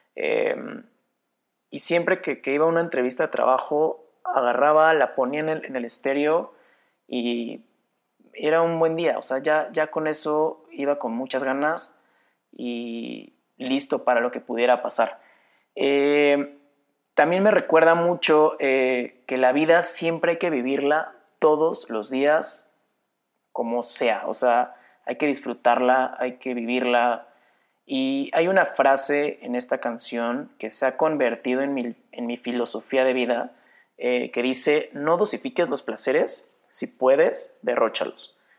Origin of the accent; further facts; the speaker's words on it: Querétaro, Mexico; soy de Querétaro, México